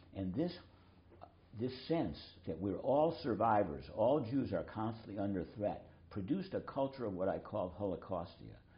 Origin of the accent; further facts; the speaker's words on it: United States